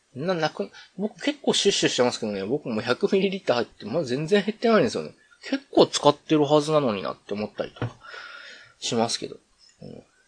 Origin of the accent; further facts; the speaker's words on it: Kyoto, Japan; 僕一応京都府の、ね、出身でっていうと、今違うところに住んでるみたいですけど、まあ、京都府に住んでて